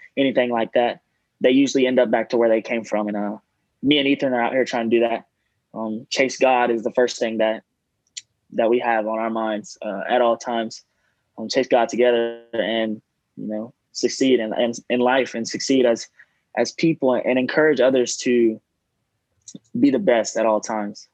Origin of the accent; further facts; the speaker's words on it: Gilmer, Texas, United States; moved away as an adult; now in Houston, United States; I'm from Gilmer, Texas, um, small town. It's in East Texas